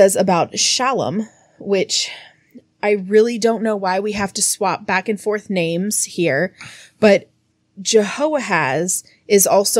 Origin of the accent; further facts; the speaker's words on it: United States; Because we're American, we don't do metric here.